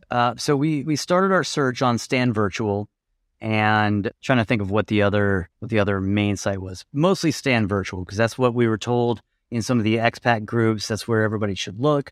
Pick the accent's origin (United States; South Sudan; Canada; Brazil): United States; Colorado; moved away as an adult; now in Lisbon, Portugal; we're from Colorado